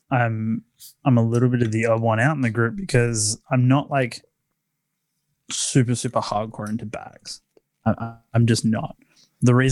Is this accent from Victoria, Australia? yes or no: no; Sydney, New South Wales, Australia; I'm from Sydney, Australia